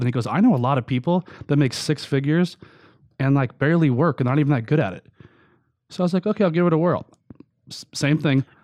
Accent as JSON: {"language": "English", "town": "Long Beach", "region": "California", "country": "United States", "tie": "born or raised there", "said": "I was raised in Long Beach, California."}